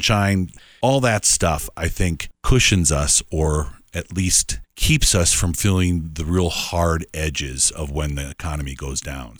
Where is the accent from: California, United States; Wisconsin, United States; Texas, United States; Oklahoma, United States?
Wisconsin, United States; moved away as an adult; I came from the Midwest. I just mentioned I came from Wisconsin. And coming out here and having them, hit a recession, because I came out here in 2001, 2002